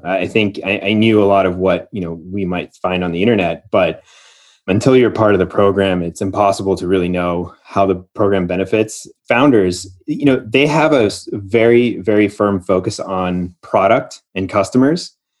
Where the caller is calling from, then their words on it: Austin, Texas, United States; I'm calling in from Austin